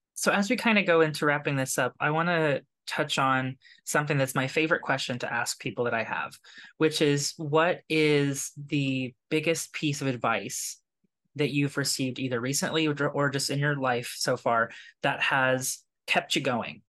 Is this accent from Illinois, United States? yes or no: no; Kentucky, United States; now in New York, United States; I grew up in Kentucky